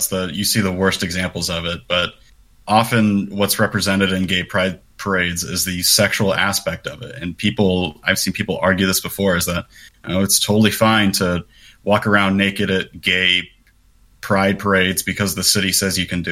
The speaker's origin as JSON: {"language": "English", "town": "Kansas City", "country": "United States", "said": "I'm from Kansas City."}